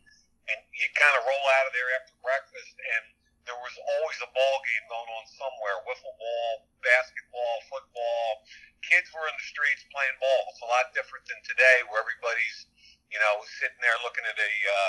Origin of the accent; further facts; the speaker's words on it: Philadelphia, Pennsylvania, United States; we grew up in West Philadelphia, and in that area of the Overbrook, everybody had a ton of kids.